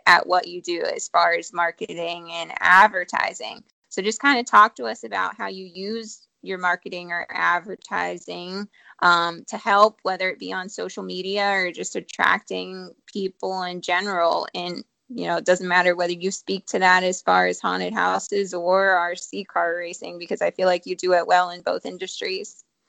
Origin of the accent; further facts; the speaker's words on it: Ohio, United States; now in Charlotte area, United States; I'm from Ohio